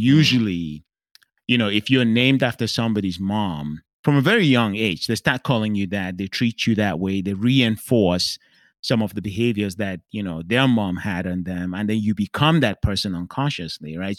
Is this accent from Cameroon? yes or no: yes; Cameroon; growing up in Cameroon